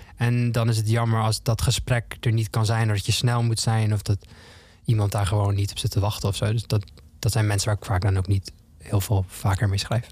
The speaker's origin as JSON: {"language": "Dutch", "region": "Zeelandic Flanders", "country": "Netherlands", "said": "ik, woon, eh, ik kom uit Zuid-Vlaanderen, dus dat was dicht bij de grens"}